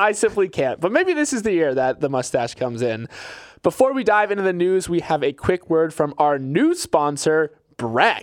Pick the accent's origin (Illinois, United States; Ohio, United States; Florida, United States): Florida, United States; my home state of Florida